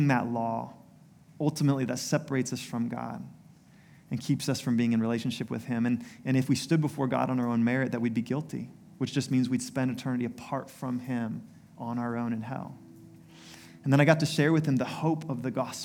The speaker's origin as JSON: {"language": "English", "country": "United States", "tie": "born or raised there", "said": "my story growing up in the U.S."}